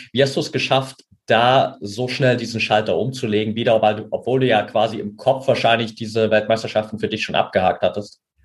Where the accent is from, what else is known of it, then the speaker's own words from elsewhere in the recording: near Altenberg, Saxony, Germany; ich bin ja in der Nähe von Altenberg aufgewachsen